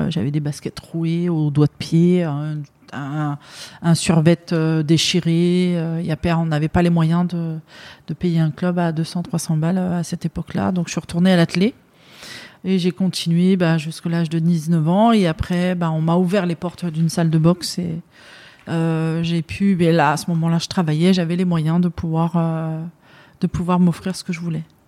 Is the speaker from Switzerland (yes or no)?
no; Aubervilliers, Île-de-France, France; also born or lived in Saint-Denis / Pierrefitte / Paris; je suis née à Saint-Denis et j'ai grandi en partie à Pierrefitte. Ensuite, à l'âge de 5 ans, on, on a déménagé à Aubervilliers où j'ai fait une grande partie de, de ma jeunesse euh, jusque l'âge de 18 ans